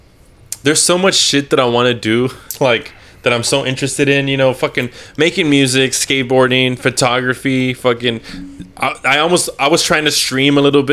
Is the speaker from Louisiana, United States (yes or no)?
no; San Benito, Texas, United States; moved away as an adult; also born or lived in Harlingen, Texas / Olney, Texas; so I was born in Harlingen, but raised in San Benito. So I've been in San Benito since like 1994, legit, when I was born. Like, we legit. Always been from San Benito.